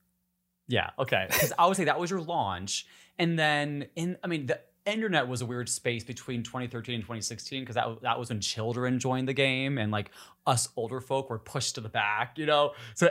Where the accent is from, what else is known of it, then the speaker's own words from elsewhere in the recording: Upper Peninsula of Michigan, United States; Oh my God, I'm from the Midwest too.